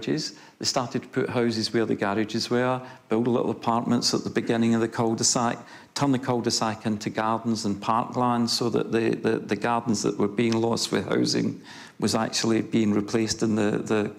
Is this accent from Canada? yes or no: no; Scotland, United Kingdom; now in Christchurch, New Zealand; I'm Scottish